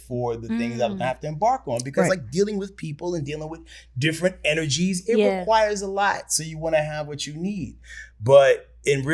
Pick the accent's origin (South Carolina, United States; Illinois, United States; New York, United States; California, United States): New York, United States; moved away; I'm from New York